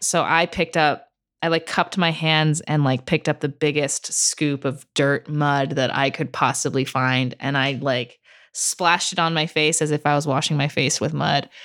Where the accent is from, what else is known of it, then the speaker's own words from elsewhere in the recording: Santa Cruz, California, United States; moved away as an adult; now in New York City, United States; I grew up in Santa Cruz